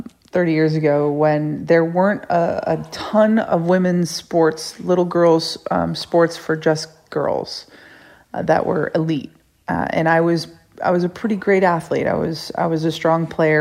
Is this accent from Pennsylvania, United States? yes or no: no; Rochester, New York, United States; I grew up in upstate New York in Rochester